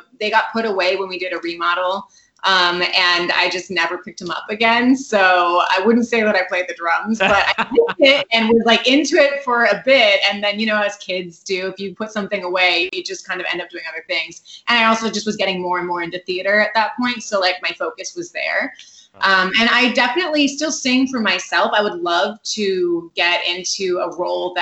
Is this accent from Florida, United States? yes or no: no; Morgan Hill, California, United States; also born or lived in San Jose; I grew up in Morgan Hill, which is about a half hour south of San Jose, but I also kind of grew up in San Jose